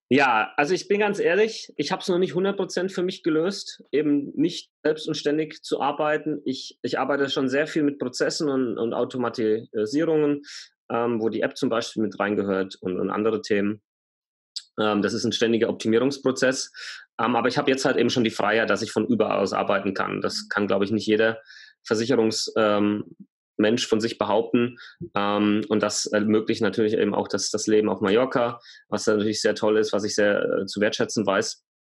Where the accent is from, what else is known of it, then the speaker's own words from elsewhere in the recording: Germany; Bei uns in Deutschland